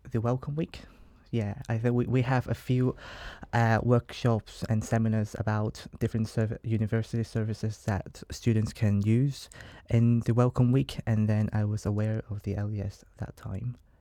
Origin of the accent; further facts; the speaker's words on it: Hong Kong; moved away as an adult; as you can tell by my accent, I'm not from here, and I'm from Hong Kong, an international student from Hong Kong